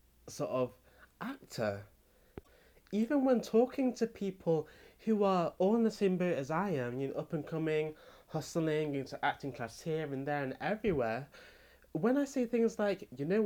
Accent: England, United Kingdom; I come from Britain, the UK, England

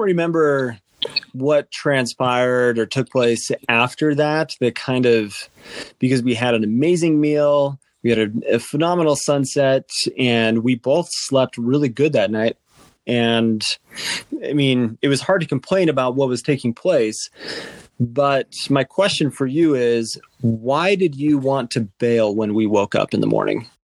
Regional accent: Utah, United States; With Utah being my home state

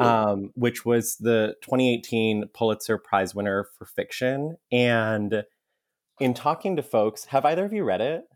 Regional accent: Mesa, Arizona, United States; we grew up in Mesa, which is kinda like a, um, you know, like the ugly stepchild suburb of Phoenix

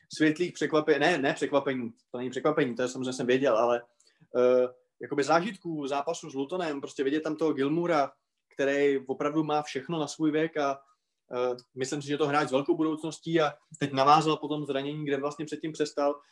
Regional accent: Moravia, Czechia; u nás na Moravě

